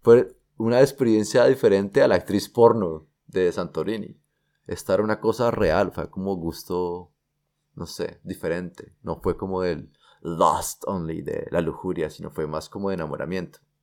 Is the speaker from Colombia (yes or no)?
yes; Colombia; soy colombiano